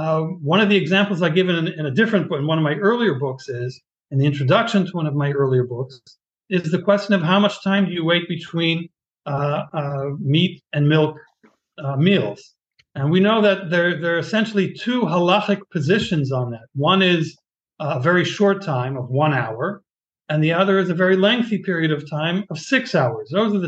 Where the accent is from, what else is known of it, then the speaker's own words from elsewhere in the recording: Boston, Massachusetts, United States; now in Israel; I was born in Boston many years ago, and my childhood and adolescence. I was raised both in Boston and in Israel on and off, a year or two here, a year or two there.